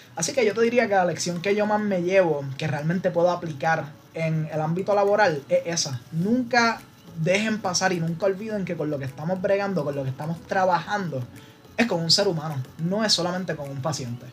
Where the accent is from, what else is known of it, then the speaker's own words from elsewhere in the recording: Trujillo Alto, Puerto Rico; moved away as an adult; yo llegué para la Católica, vine de Trujillo Alto